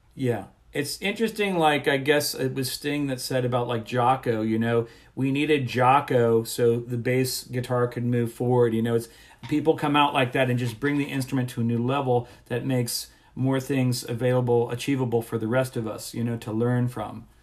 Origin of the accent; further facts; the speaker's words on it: South Florida, United States; I grew up in South Florida